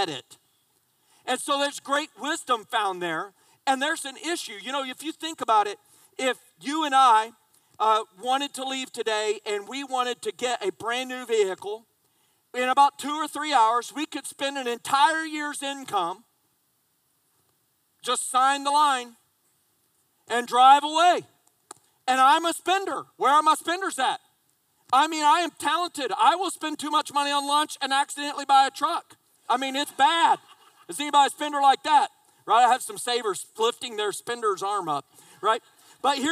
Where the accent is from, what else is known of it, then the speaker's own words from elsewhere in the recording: just south of Indianapolis, United States; now in South Carolina, United States; I grew up in Indiana, just south of Indianapolis, but I live in South Carolina